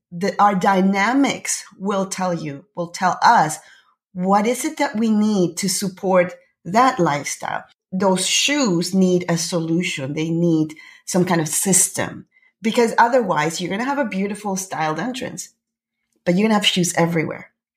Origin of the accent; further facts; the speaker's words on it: Panama; now in Canada; I'm originally from Panama. I live in Canada.